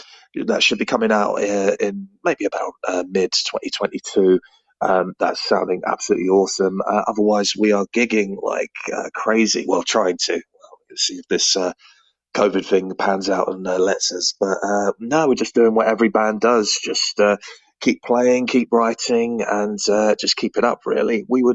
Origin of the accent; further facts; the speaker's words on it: London, United Kingdom; now in Bristol, United Kingdom; We're operating in Bristol, but we're actually from all over the place. Myself from London originally